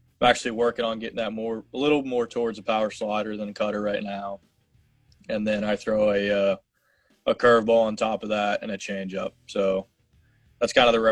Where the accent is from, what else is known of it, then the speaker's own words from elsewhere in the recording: Hilton Head Island, South Carolina, United States; growing up on Hilton Head